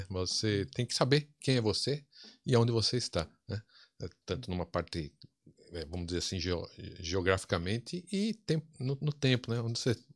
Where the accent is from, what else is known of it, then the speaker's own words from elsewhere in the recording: São Paulo, Brazil; also born or lived in Campinas; nasci e boa parte, grande parte da minha vida morei em São Paulo, capital.